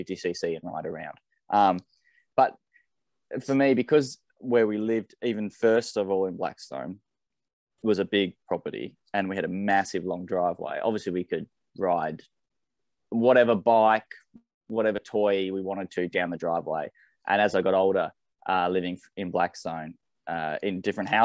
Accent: Launceston, Tasmania, Australia; Tassie, so born through and through

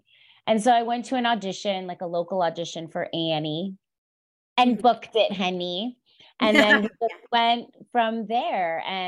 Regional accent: Pennsylvania, United States; So I grew up outside Philadelphia, sort of like in between Philadelphia and New York, suburban Pennsylvania.

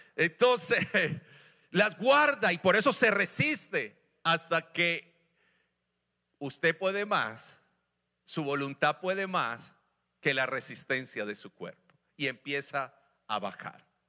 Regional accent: Colombia; moved away; en mi país, Colombia

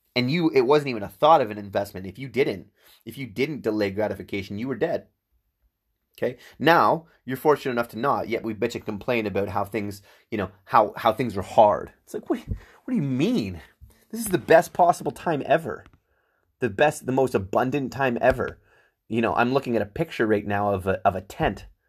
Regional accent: Whitby, Ontario, Canada; also born or lived in Ajax; I was raised in Whitby, Ajax

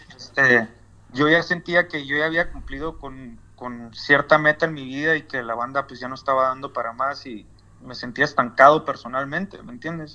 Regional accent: northern Mexico, Mexico; now in United States; porque soy ciudadano mexicano, tenía que comprobarle a ellos que yo era mexicano y estaba volando a mi país

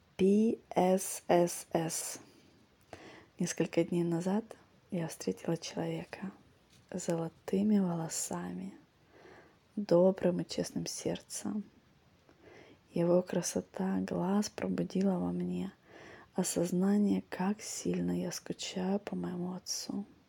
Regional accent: Vladivostok, Primorsky Krai, Russia; moved away; also born or lived in Singapore; те, кто тут вырос, для наших ног это нормально

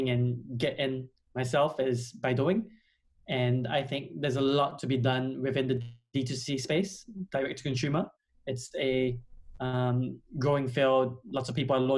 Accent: Australia; moved away as an adult; now in London, United Kingdom; originally I'm from Australia, but I've been here for

